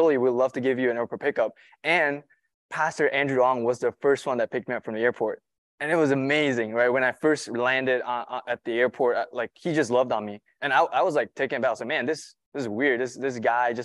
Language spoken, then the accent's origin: English; Malaysia; moved away as an adult; now in United States; I'm not from here. I'm from Malaysia.